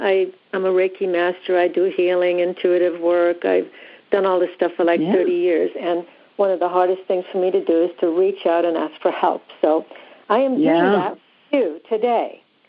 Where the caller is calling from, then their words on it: California, United States; I'm in Southern California.